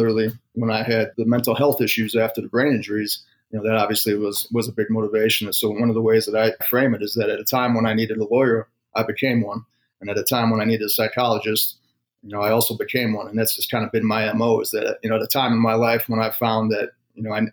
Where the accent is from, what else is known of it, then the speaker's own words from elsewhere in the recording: 45 minutes north of Chicago, Illinois, United States; moved away as an adult; also born or lived in Colorado; I grew up about 45 minutes north of Chicago.